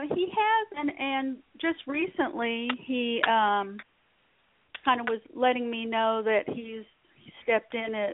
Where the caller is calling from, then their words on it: South Carolina, United States; I'm in South Carolina.